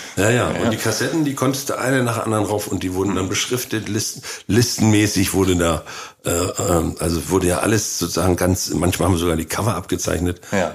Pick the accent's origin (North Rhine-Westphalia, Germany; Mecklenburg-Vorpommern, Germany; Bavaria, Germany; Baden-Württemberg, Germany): Mecklenburg-Vorpommern, Germany; former GDR; moved away; direkt aus meinem Heimatort